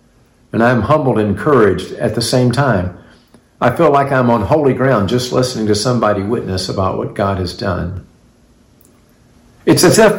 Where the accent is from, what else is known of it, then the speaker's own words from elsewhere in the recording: Montgomery, Alabama, United States; born there; I was born in Montgomery, Alabama, about 2 weeks and 9 months after my father returned from World War II.